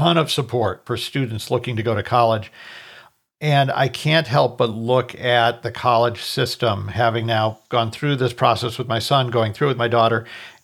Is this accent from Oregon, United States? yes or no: no; Minnesota, United States; now in Colorado, United States; I grew up in Minnesota. I live in Colorado now.